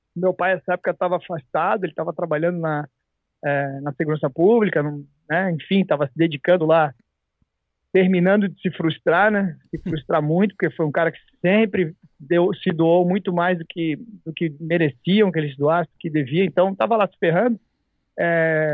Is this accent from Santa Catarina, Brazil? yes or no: yes; Santa Catarina, Brazil; now in United States; lá no meu estado, Santa Catarina